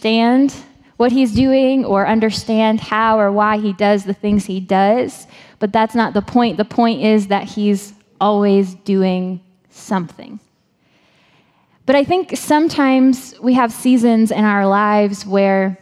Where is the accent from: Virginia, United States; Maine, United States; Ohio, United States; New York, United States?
Maine, United States; I'm from Maine.